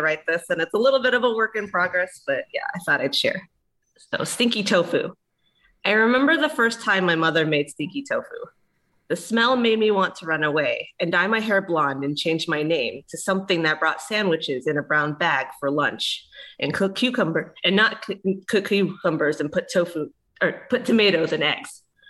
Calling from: Dallas, Texas, United States; I'm usually in Dallas, Texas. Uh-huh. And yeah, my parents live also in the Metroplex, just on the other side.

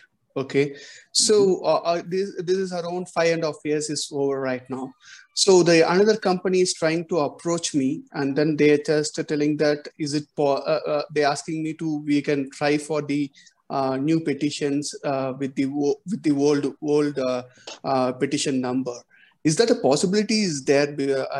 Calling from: Bangalore, Karnataka, India; I'm just calling from India, Bangalore.

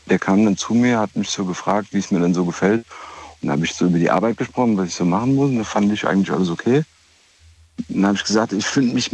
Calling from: Rhineland-Palatinate, Germany; Hallo, ich komme aus Rheinland-Pfalz hier.

